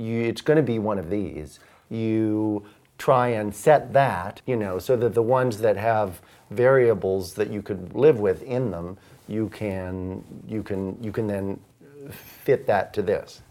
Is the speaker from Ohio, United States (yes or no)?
yes; Ohio, United States; moved away as an adult; also born or lived in London; I'm, uh, from the Midwest. I grew up in Ohio.